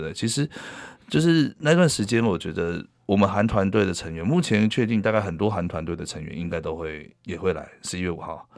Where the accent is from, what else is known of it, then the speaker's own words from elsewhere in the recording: Taiwan; 我们台湾人